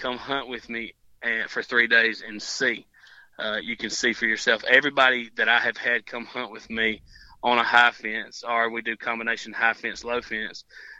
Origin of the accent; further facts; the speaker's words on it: Georgia, United States; I came from Georgia, and I had heard many tales on high fence hunting.